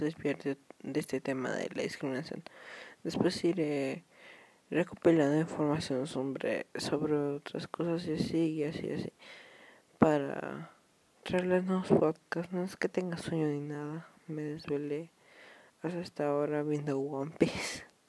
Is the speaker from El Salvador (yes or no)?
no; Mexico; Yo soy de México